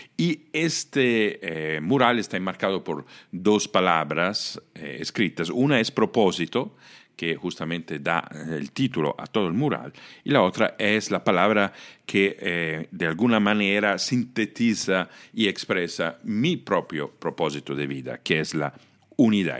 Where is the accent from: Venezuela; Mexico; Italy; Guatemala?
Italy; Spanish is a second language; moved away; yo soy italiano, nací y crecí en Italia